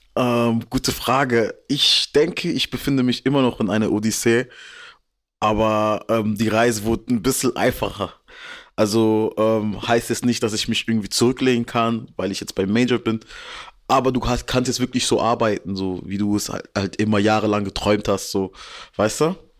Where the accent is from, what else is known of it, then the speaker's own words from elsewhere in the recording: Germany; ich bin in Deutschland geboren